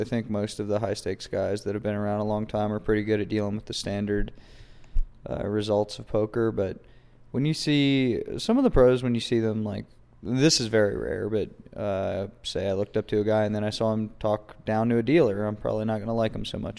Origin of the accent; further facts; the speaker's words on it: Weston, West Virginia, United States; also born or lived in Charleston, West Virginia; I'm from Weston, West Virginia. All right. Born in Charleston.